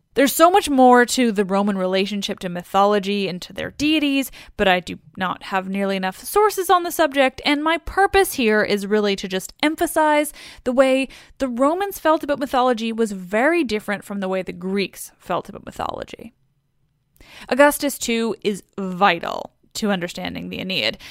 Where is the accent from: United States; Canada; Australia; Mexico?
Canada; I'm Canadian, and also our Vancouver is like a million, jillion times bigger